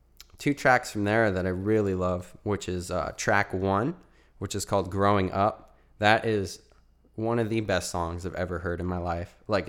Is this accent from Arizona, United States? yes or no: yes; Arizona, United States; I'm from Arizona, so if you're in AZ as well